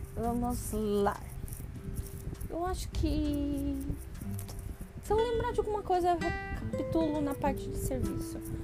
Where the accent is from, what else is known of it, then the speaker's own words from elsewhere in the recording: São Paulo, Brazil; moved away as an adult; now in Japan; eu nunca saí de São Paulo